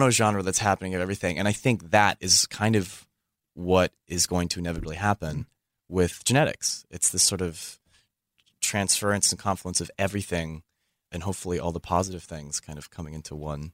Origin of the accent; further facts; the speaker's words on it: Bay Area, California, United States; growing up in the Bay Area was really cool